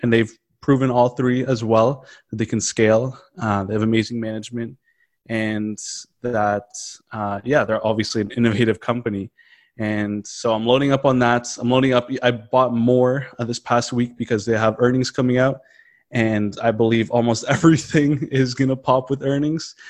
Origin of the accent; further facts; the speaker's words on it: Canada; as a Canadian